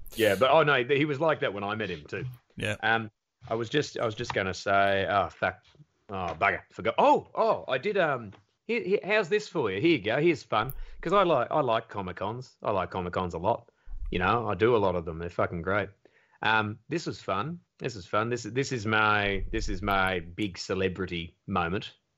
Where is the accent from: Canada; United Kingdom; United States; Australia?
Australia; I'm like, "Australia."